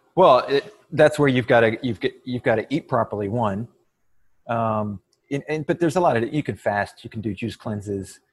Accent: Waco, Texas, United States; I'm from Waco, Texas

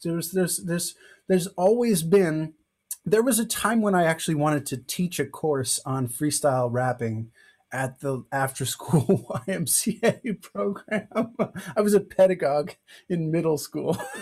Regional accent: Evanston, Illinois, United States; I'm from Evanston, Illinois

